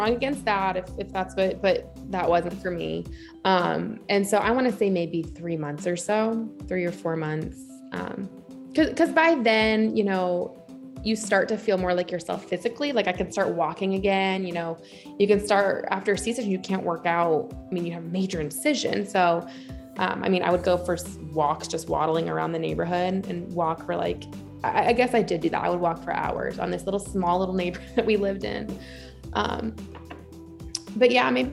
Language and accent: English; Massachusetts, United States; moved away; also born or lived in Detroit / San Francisco; I grew up in Massachusetts